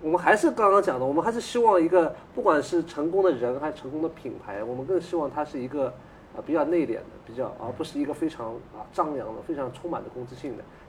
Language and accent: Chinese; China; 我觉得就是我们中国人作为。还是深受这个传统儒家文化影响。